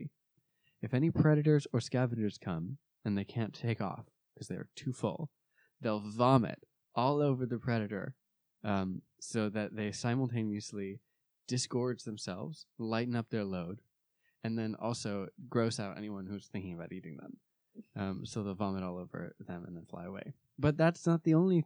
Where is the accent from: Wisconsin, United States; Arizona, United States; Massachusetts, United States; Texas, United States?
Arizona, United States; where I grew up in Arizona